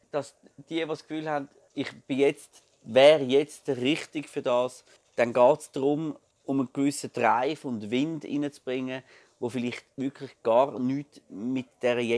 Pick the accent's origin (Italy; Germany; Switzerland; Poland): Switzerland; Glarus; Ich bin ja ursprünglich Glarner